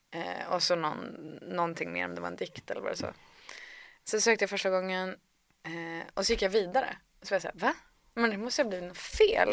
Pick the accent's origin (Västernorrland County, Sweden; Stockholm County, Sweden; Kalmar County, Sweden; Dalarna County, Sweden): Västernorrland County, Sweden; Härnösand; also born or lived in Gothenburg, Sweden; jag föddes i Göteborg, men sen flyttade vi till Härnösand när jag var fyra